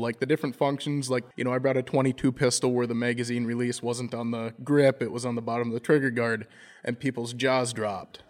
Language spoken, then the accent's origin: English; Browerville, Minnesota, United States; I'm from Browerville, Minnesota